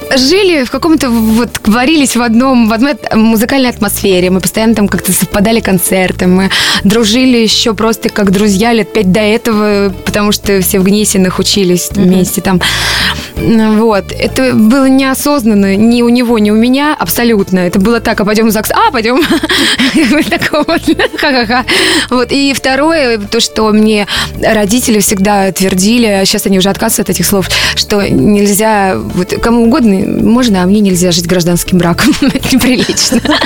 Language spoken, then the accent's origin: Russian; Voronezh, Voronezh Oblast, Russia; в городе, где я родилась, в Воронеже